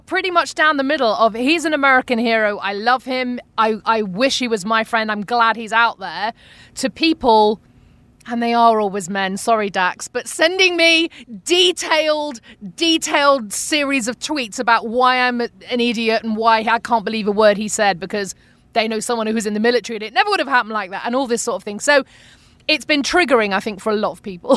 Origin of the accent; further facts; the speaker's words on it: United Kingdom; accent: UK; moved away as an adult; now in Arizona, United States; I'm from Britain.